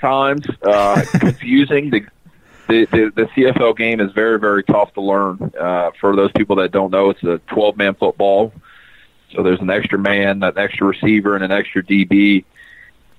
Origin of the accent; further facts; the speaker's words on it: the South, United States; growing up in the South